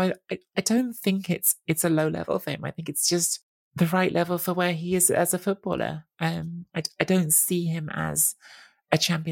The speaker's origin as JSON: {"language": "English", "region": "England", "country": "United Kingdom", "tie": "born or raised there", "said": "I grew up in England, but half Italian family, I was in Italy every summer"}